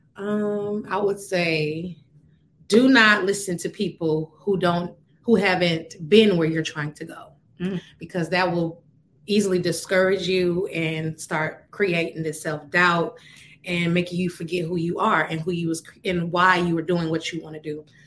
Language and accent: English; Atlanta, Georgia, United States; also born or lived in Joliet, Illinois; I'm from Joliet, Illinois, shout out, mm-hmm. um, I was raised in Atlanta